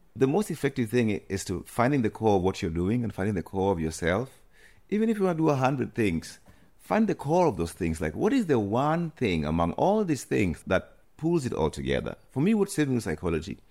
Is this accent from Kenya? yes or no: yes; Kenya; moved away as an adult; also born or lived in Nairobi / United Kingdom; now in Amsterdam, Netherlands; growing up in coast